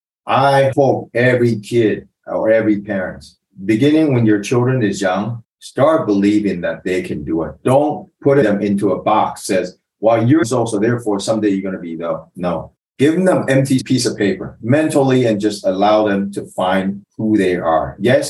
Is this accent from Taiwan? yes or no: yes; Taiwan; English is a second language; now in United States; In Taiwan, every day I face test paper. Everything has only one answer. Then I went to America.